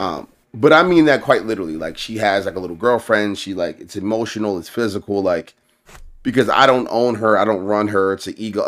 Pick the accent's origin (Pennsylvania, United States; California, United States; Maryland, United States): Maryland, United States; Baltimore; also born or lived in Columbia, Maryland; I grew up in Baltimore, but, like, my first ten years in life, I grew up in Columbia.